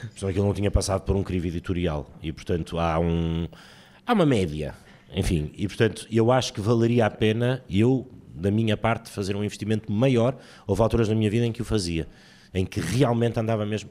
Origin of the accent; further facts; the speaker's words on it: Porto, Norte, Portugal; also born or lived in Portimão; Porque eu nasci em Portimão, mas sou do Porto.